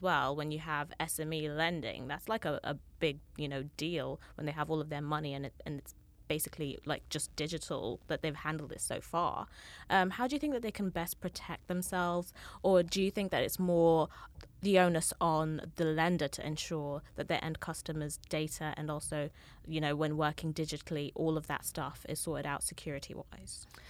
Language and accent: English; Kenya; moved away; I'm from Kenya originally